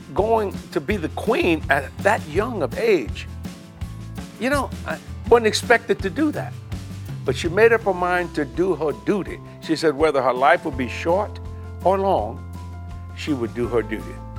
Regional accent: United States; I'm an American

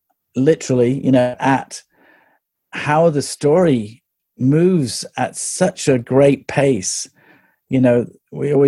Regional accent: England, United Kingdom; growing up in England

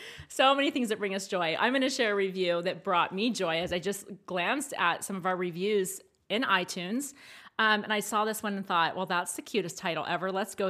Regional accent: Maryland, United States; Yeah, that wasn't a thing where I grew up in Maryland either.

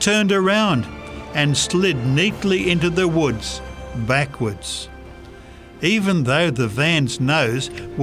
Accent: Canada; I was prepared for the cold. I am a Canadian.

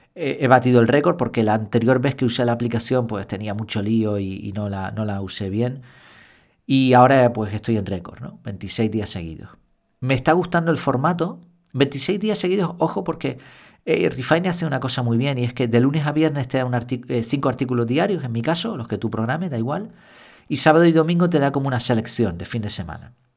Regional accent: Spain; yo como español

